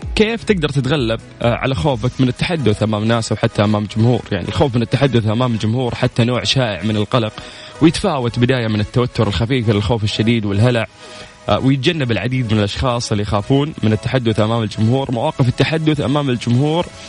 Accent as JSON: {"language": "Arabic", "country": "Saudi Arabia", "said": "عندنا في المملكة العربية السعودية"}